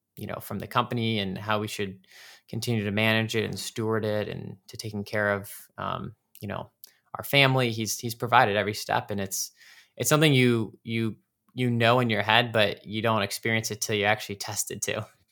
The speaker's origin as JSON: {"language": "English", "town": "Cleveland", "region": "Ohio", "country": "United States", "tie": "born or raised there", "said": "growing up in the Cleveland, Ohio area. That's where I'm from."}